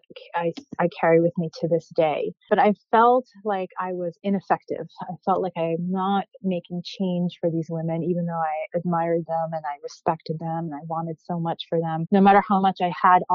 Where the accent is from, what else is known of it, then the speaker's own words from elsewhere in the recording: New York City, New York, United States; moved away as an adult; also born or lived in Egypt; now in Philadelphia, United States; I grew up in New York City, which is always going to be home, even though I've been living in Philadelphia now going on 11 years